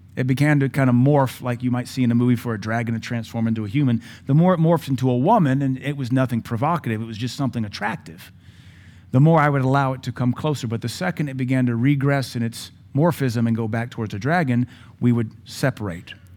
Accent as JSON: {"language": "English", "region": "Louisiana", "country": "United States", "tie": "born or raised there", "said": "Growing up in Louisiana, we would spend summers in Tangipahoa Parish, a little town called Ameet."}